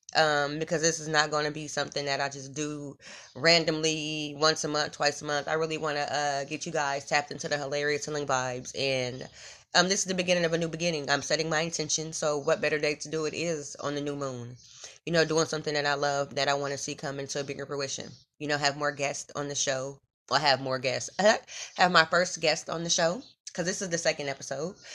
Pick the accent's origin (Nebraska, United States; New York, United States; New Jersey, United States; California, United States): Nebraska, United States; Omaha; I'm from Omaha, Nebraska, born and raised in the Midwest